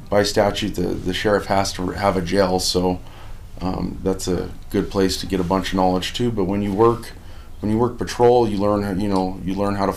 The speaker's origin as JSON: {"language": "English", "town": "Pueblo", "region": "Colorado", "country": "United States", "tie": "born or raised there", "said": "I was born here in Pueblo, Colorado, at St. Mary Corwin, actually. Grew up on a family farm and a family restaurant"}